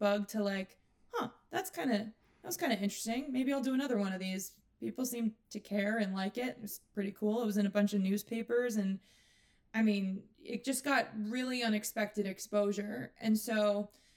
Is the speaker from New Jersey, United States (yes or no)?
no; New York, United States; I was from New York and I came from a theater background